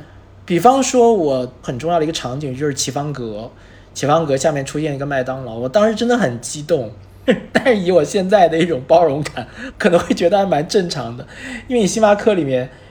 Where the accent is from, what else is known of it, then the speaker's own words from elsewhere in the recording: Nanjing, Jiangsu, China; 在十年之后实际上对我本人，对于我的家乡而言都是一个回馈。它也记录了一些东西，也记录了这十年之间南京的一些变化